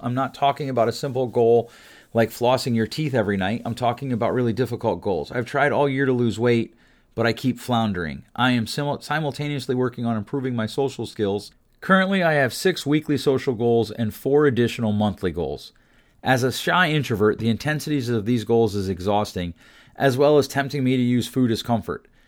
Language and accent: English; Pennsylvania, United States; my home state where I grew up in the P